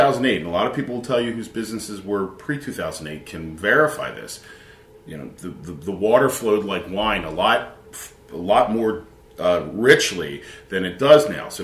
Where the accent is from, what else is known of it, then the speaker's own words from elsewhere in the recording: Philadelphia, Pennsylvania, United States; Born and raised in Philadelphia from ground zero